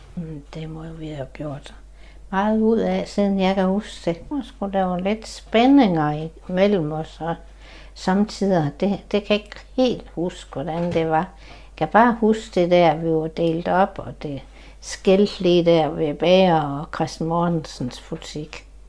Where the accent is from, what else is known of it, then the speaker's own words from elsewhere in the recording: Klitmøller, North Denmark Region, Denmark; jeg har boet her i hele mit liv